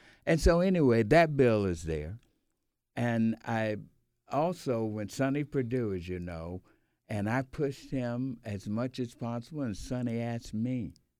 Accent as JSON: {"language": "English", "town": "Atlanta", "region": "Georgia", "country": "United States", "said": "from Atlanta, Georgia."}